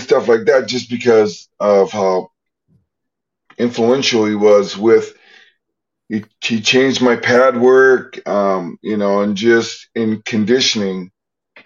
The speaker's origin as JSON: {"language": "English", "region": "North Dakota", "country": "United States", "tie": "born or raised there", "also_born_or_lived": "Missouri", "said": "I'm born in Missouri, but raised in North Dakota."}